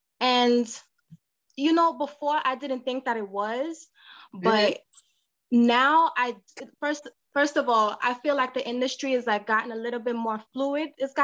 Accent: Montclair, New Jersey, United States; Well, I'm actually from Jersey. So I moved from Jersey, Montclair, Jersey.

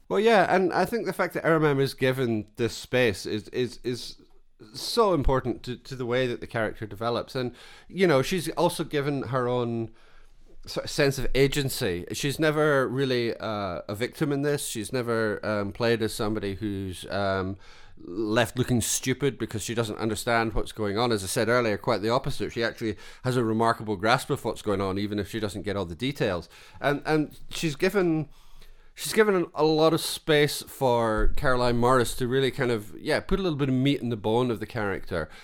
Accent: Scotland, United Kingdom; as a Scotsman

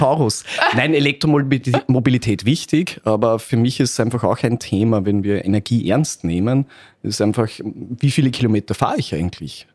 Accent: Upper Austria, Austria; moved away as an adult; now in Vienna, Austria; Ich komme aus Oberösterreich. Äh, irgendwann hat mich das Studium nach Wien verschlagen

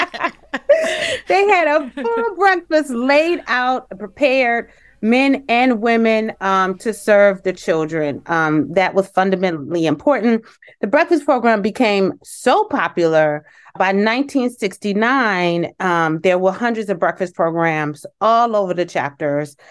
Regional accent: Detroit, Michigan, United States; I'm from Detroit, Michigan

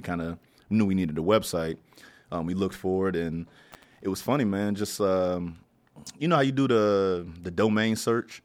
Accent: Tarboro, North Carolina, United States; moved away as an adult; also born or lived in Norfolk, Virginia / Florida / Maryland / Durham, North Carolina; now in Washington, D.C., United States; North Carolina is my home. Okay. So that's kind of where I cut my teeth at. That's where I did high school at.

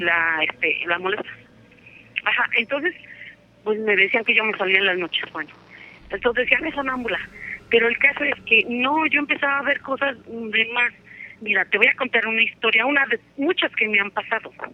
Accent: Atlixco, Puebla, Mexico; yo soy de Atlisco, Puebla

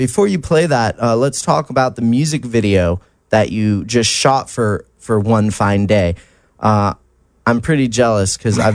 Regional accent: Mission Viejo, California, United States; I grew up in Mission Viejo, which is like 20 minutes inland

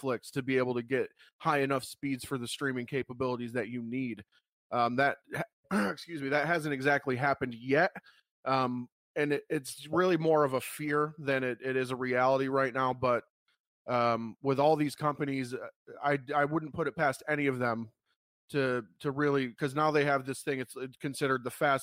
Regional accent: United States; as an American

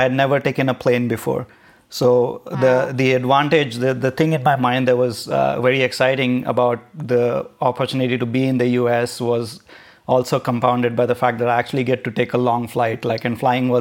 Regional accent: Nashik, Maharashtra, India; also born or lived in Mumbai, India; I was born in Bombay in India. I grew up in a town called Nasik, which is close to Bombay

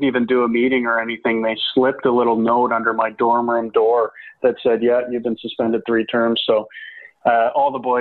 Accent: Calgary, Alberta, Canada; play in Calgary, my hometown team, for the Hitmen

